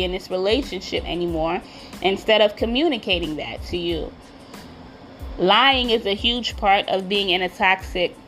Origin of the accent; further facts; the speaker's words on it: New York, United States; I'm from New York. You know we love coffee over here